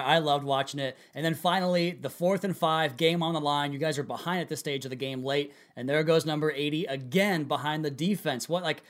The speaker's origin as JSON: {"language": "English", "region": "Washington", "country": "United States", "tie": "born or raised there", "said": "I grew up in Washington State."}